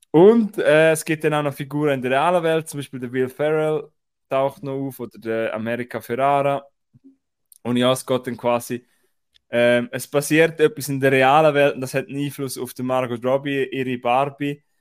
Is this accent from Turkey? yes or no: no; Austria; dass ich nicht gewusst habe, bei uns in Österreich über Grenzen, äh, Cineplex äh, Hohenems zeigt Film in OFA